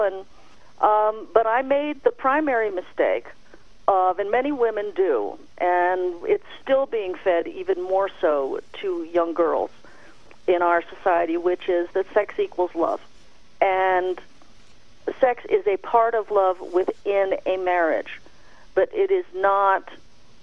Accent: the Bay Area, California, United States; moved away as an adult; also born or lived in Los Angeles; I moved from the Bay Area to Los Angeles when I was 18

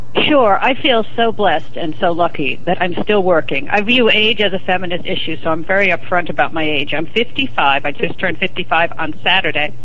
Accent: New York City, New York, United States; also born or lived in Providence, Rhode Island; I grew up in Manhattan, on the Upper East Side of Manhattan

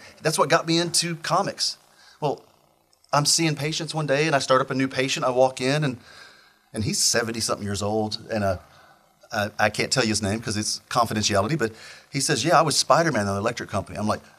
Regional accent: Missouri, United States; moved away; I grew up in Missouri out in the middle of the woods, nowhere.

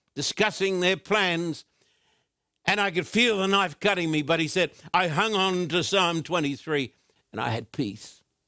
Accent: Brisbane, Queensland, Australia; born or raised there

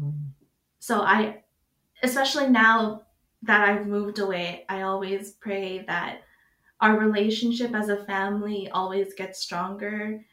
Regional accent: United States; Like, me growing up in America and being here talking to you about all of the differences throughout my life

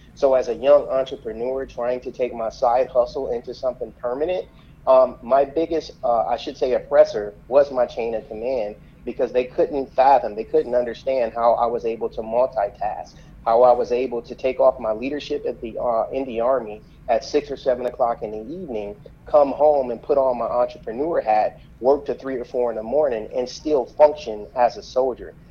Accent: Flint, Michigan, United States; moved away as an adult; growing up in Flint, I was incredibly sheltered

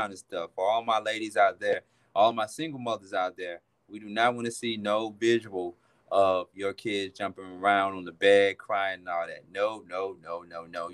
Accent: Atlanta, Georgia, United States; I am a native of Atlanta, Georgia

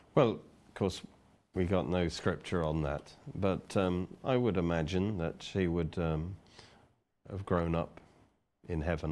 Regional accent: Oxford, South East England, United Kingdom; I'm from Oxford

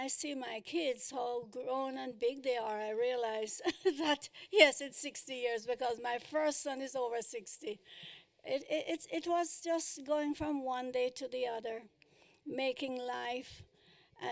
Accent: Kingston, Jamaica; moved away as an adult; now in United States; I was born in Kingston, Jamaica. I started my business in 1958. I spent 20 years in Jamaica doing music, and I came up here

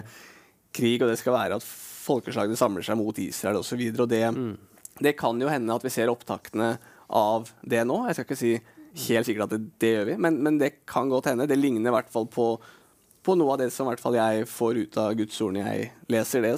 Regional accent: Norway; jeg er nordmann

